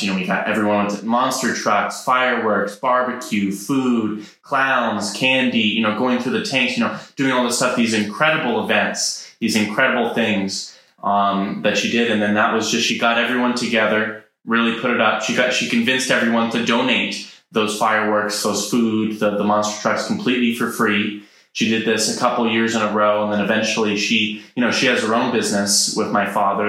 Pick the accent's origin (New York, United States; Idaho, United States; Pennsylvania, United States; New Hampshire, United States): Idaho, United States; I grew up in Idaho on a llama farm